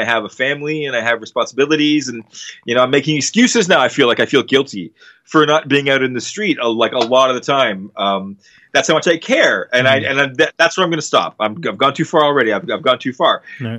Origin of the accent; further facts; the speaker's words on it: Canada; we're Canadian